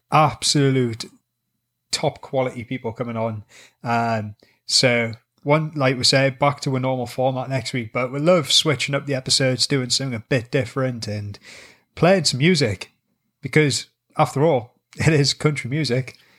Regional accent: Newcastle upon Tyne, North East England, United Kingdom; accent: Geordie; we're from Newcastle, England, you know, the hmm. home of the Geordies

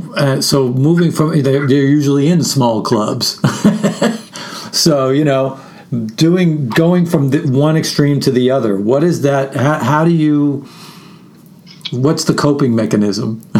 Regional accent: New York, United States; moved away as an adult; also born or lived in Brooklyn; now in Austin, United States; I'm born and bred in New York

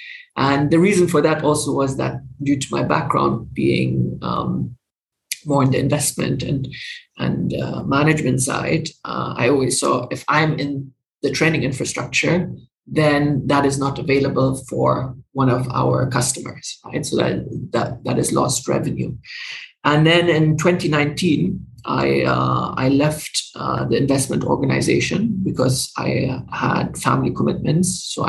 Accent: Dubai, United Arab Emirates; also born or lived in Germany; So I'm originally German, but I grew up in the Middle East, in Dubai.

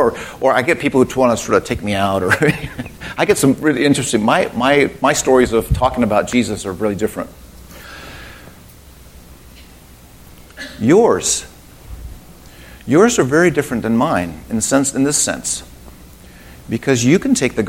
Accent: United States; I'm an American

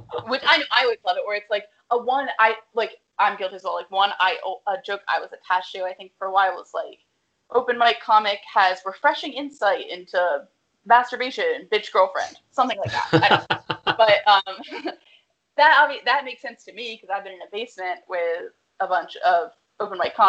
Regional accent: Pennsylvania, United States; also born or lived in Woodside, Queens, New York; now in New York City, United States; I'm from Pennsylvania and I'll say I'm from Philly

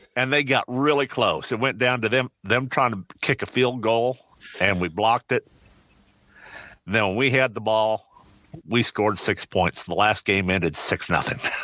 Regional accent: Iowa, United States; also born or lived in Omaha, Nebraska; I was born, uh, grew up on a farm in Iowa. I was born in Omaha, Nebraska in 1957

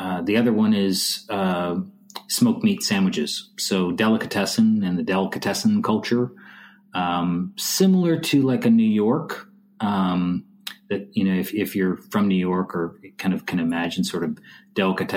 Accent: Montreal, Quebec, Canada; now in Austin, United States; Montreal is still in my mind my hometown. It's where I was born

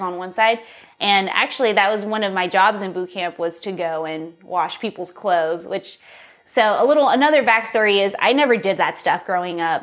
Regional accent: San Dimas, California, United States; also born or lived in Los Angeles; I was born in L A, uh, born and raised in San Dimas, California, specifically

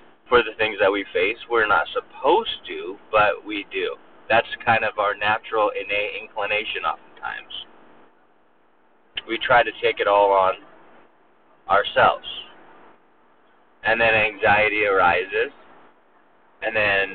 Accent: Southern California, United States; moved away as an adult; now in Mobile, United States; I was from Southern California, the West Coast

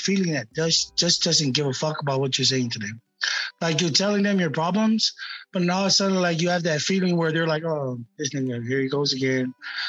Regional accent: Samoa; also born or lived in Japan; JP is actually a bad influence to me back in Japan. You know, when I came from Samoa, you know, I was always going to Bible study.

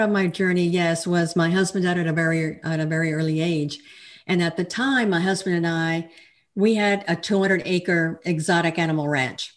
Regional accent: El Paso, Texas, United States; moved away as an adult; now in Fort Worth, United States; I'm a Texan. I'm originally from El Paso, and I now live in the Fort Worth area

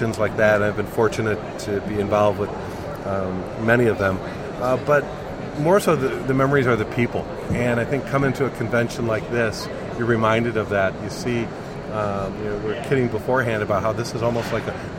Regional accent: McHenry, Illinois, United States; I'm a native of McHenry, Illinois, outside Chicago, and grew up a fan of all the Chicago sports teams

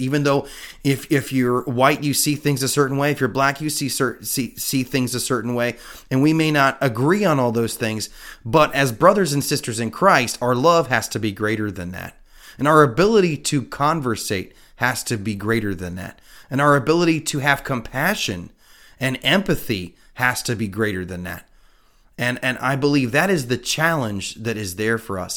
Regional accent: United States; as an American

